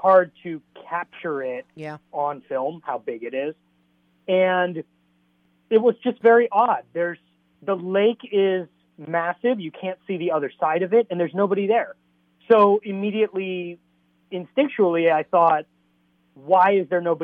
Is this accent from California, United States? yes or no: yes; Southern California, United States; I'm from Southern California, so I grew up here. I live in L.A.